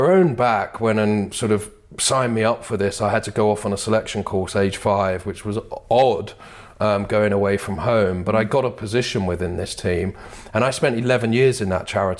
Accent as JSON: {"language": "English", "town": "Bethnal Green", "region": "London", "country": "United Kingdom", "tie": "born or raised there", "said": "So I grew up in Bethnal Green in East London. Mm. That was before it was full of trendy bars, etc. But it was a great place to grow up, you know."}